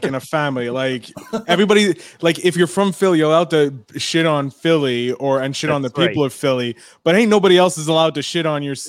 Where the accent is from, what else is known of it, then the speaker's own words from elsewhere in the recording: Canada; As the only Canadian on this show